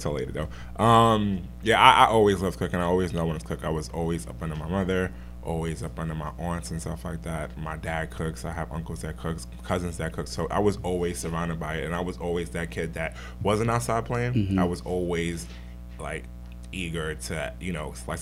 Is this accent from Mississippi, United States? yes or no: no; New York City, New York, United States; also born or lived in Brooklyn; born in Brooklyn, raised in Queens.